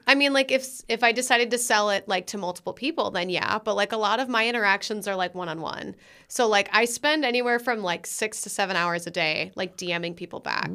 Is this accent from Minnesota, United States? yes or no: yes; Minnesota, United States; moved away; also born or lived in Florida / Los Angeles; born and raised in Minnesota